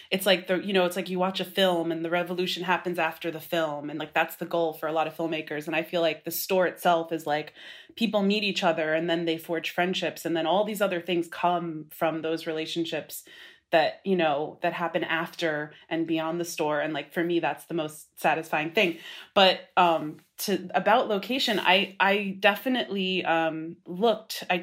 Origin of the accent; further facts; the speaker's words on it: Brooklyn, New York, United States; I wanted to be in Brooklyn for sure. I'm from Brooklyn and uh, to some extent I moved here when I was 15